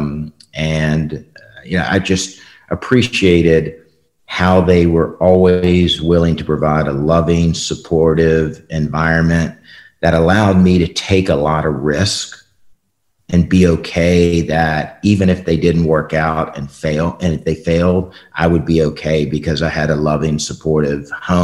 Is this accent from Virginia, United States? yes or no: yes; Richmond, Virginia, United States; I was born in Richmond, Virginia.